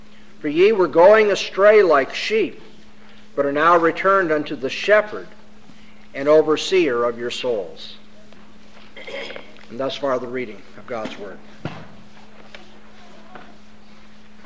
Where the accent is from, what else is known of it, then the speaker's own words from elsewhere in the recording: Southern California, United States; I come from Southern California. That's supposed to be earthquake country